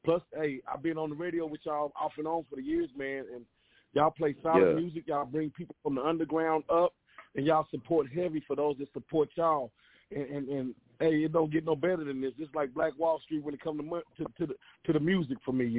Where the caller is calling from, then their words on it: Wichita, Kansas, United States; I'm calling from Wichita. You know, I go